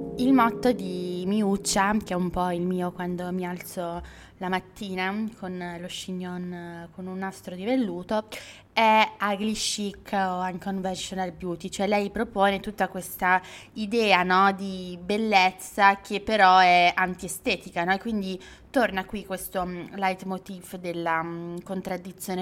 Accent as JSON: {"language": "Italian", "town": "Legnano", "region": "Lombardy", "country": "Italy", "tie": "born or raised there", "said": "Legnano, che è il mio paese di, mm, eh, origine"}